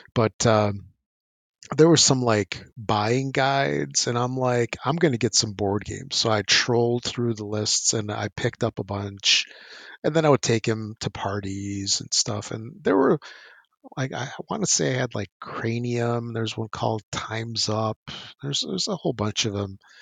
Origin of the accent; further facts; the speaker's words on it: United States; growing up in the States with mass market, you know, Toys R Us games